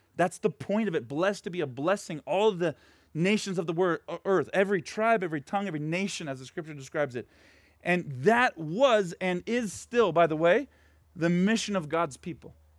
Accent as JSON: {"language": "English", "town": "Portland", "country": "United States", "tie": "born or raised there", "moved": "yes", "said": "where I grew up right now in Portland"}